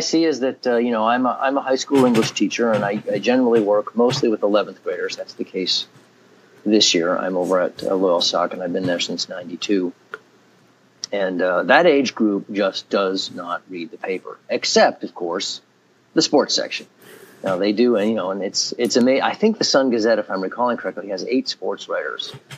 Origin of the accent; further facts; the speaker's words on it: Grand Island, New York, United States; also born or lived in Syracuse, New York / Manhattan, New York / central New Jersey; now in Williamsport, United States; I grew up outside Buffalo, New York, in a um, well, it's not a small town, but a town of about twenty-five or thirty thousand called Grand Island